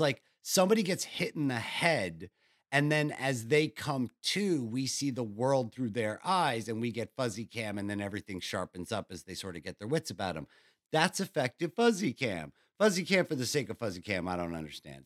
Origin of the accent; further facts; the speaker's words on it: New York, United States; I'm from New York